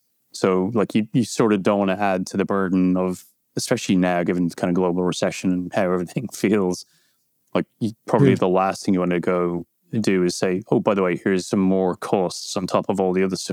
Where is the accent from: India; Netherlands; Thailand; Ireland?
Ireland; As Irish people kind of get, we get annoyed by the, you know, do you know, Conor Brian Fitzpatrick? And then even more annoyed when it turns out, yes, we do, because it's a small, small country.